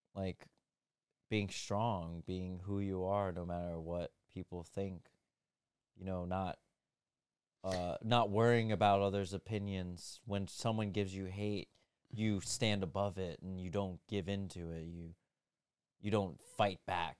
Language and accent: English; United States; being an American